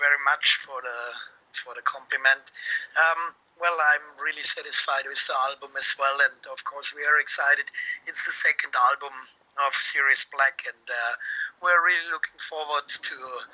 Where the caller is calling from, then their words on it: Munich, Bavaria, Germany; I'm calling from Munich